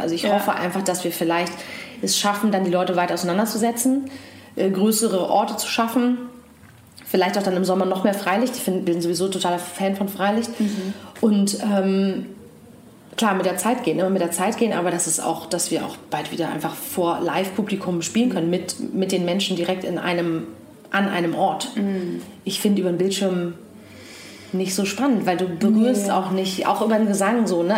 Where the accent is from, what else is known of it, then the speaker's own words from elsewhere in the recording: East Germany, Germany; Ich bin ja auch noch im Osten groß geworden oder hab, bin da geboren auf jeden Fall